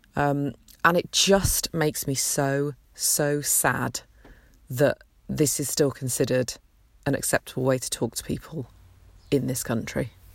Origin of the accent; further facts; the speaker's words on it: Peterborough, East of England, United Kingdom; also born or lived in Nottingham; having been born and brought up in Britain